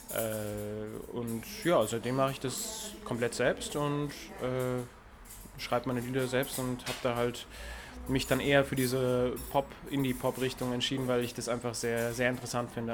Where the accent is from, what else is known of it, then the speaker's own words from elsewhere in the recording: Erfurt, Thuringia, Germany; moved away as an adult; also born or lived in Frankfurt-Höchst, Germany / Mainz, Germany; now in Frankfurt, Germany; bin dann aber groß geworden in Erfurt, also drüben im Osten